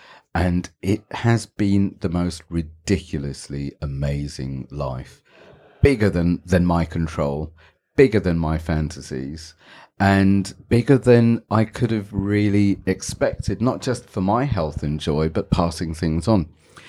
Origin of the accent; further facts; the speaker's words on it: Goa, India; they do is because I have a British passport and because I'm, what do you call me, South Indian, or I'm from Goa. My family's from Goa.